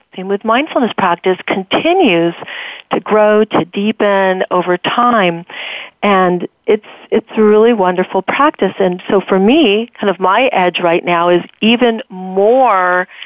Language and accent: English; California, United States; I grew up in California